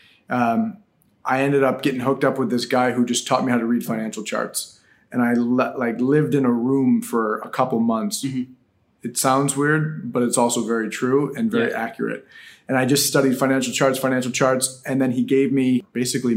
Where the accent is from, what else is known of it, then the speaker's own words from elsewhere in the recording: Buffalo, New York, United States; moved away as an adult; now in South Florida, United States; In Buffalo, New York. Born and raised in the snows where I spent most of my days.